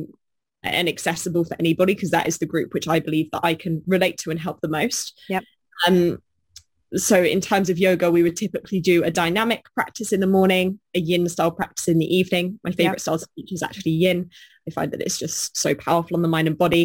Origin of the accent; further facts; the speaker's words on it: Bournemouth, South West England, United Kingdom; I was born in Bournemouth